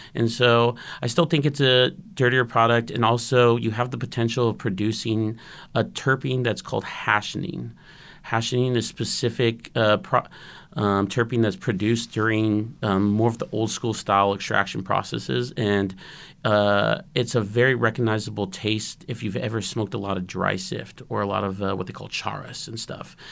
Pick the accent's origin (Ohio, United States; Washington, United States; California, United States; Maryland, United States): California, United States; Santa Rosa; Growing up in Santa Rosa